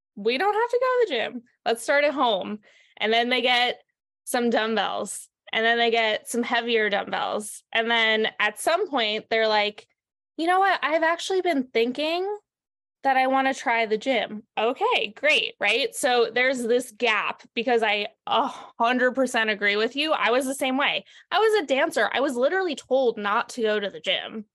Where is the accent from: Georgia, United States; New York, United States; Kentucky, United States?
New York, United States; moved away as an adult; now in Santa Cruz, United States; I'm from New York originally